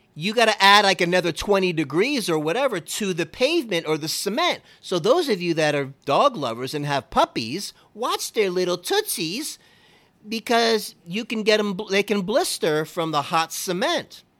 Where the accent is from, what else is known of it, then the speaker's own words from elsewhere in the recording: Miami, Florida, United States; I was born and raised in Miami